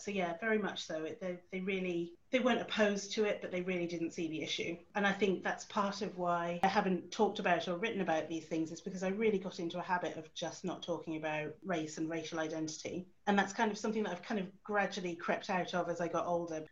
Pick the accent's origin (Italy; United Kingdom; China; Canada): United Kingdom; Suffolk, East of England; moved away as an adult; also born or lived in Edinburgh / South Korea; now in Newcastle, United Kingdom; I didn't grow up in the Northeast, I grew up myself in Suffolk.